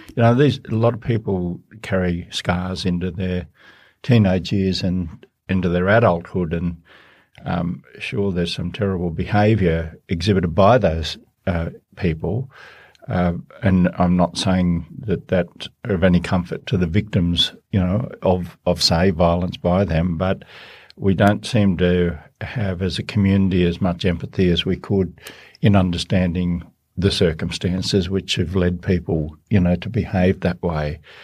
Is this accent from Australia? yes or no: yes; Baradine, New South Wales, Australia; I come from the Australian bush and a d, drought-affected area, Barradine in northwest New South Wales